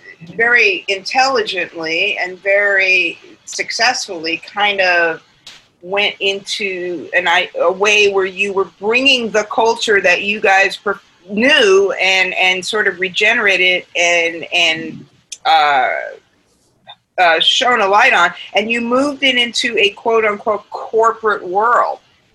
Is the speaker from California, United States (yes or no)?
no; New York, United States; Courtney, you and I grew up in New York and we're about the same age.